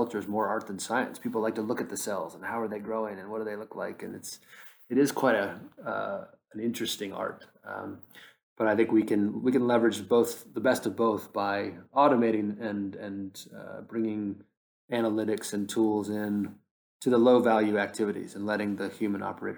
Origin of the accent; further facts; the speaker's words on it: United States; now in London, United Kingdom; as a American talking to you from London